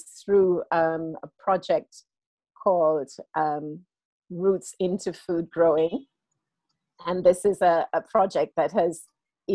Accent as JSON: {"language": "English", "country": "United Kingdom", "tie": "born or raised there", "also_born_or_lived": "Jamaica", "said": "I grew up here and I was born in Jamaica, and I returned home for a period of time"}